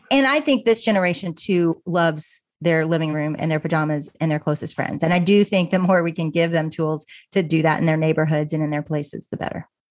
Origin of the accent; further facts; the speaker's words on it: Little Rock, Arkansas, United States; also born or lived in Austin, Texas; now in Dallas, United States; I grew up in Little Rock, Arkansas